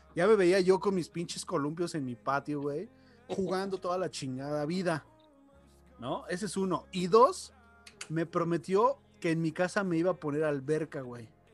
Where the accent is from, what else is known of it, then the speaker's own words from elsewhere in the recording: Mexico City, Mexico; now in León, Mexico; Aquí en León, yo vengo de Ciudad de México